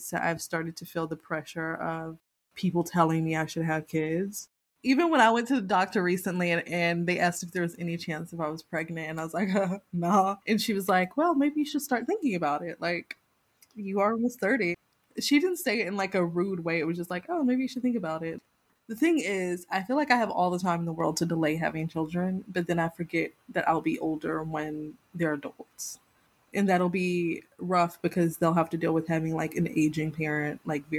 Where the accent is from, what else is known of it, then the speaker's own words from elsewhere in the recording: the South, United States; I come from the South and like my family is very personally linked to slavery